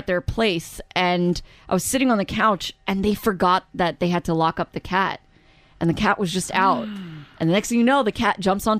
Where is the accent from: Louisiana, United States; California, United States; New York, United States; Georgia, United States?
New York, United States; moved away; growing up where I grew up in New York